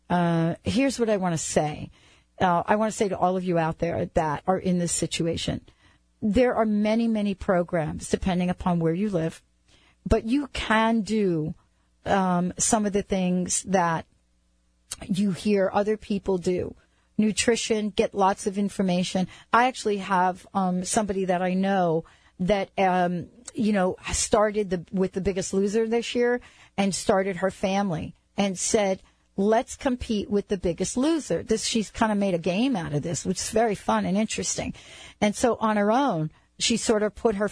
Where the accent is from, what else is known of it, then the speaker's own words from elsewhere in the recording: New York, United States; I grew up in New York